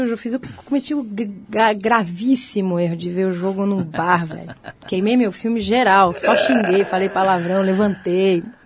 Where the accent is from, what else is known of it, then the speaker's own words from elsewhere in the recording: Cantareira, São Paulo, Brazil; moved away as an adult; also born or lived in United States; a casa da cantareira onde eu nasci